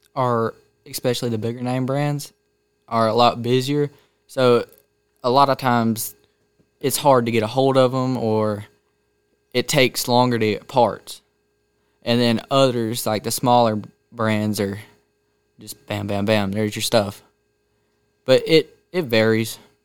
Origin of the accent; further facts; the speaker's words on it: Canton, Georgia, United States; also born or lived in Woodstock; grew up in Canton, but went to school in Woodstock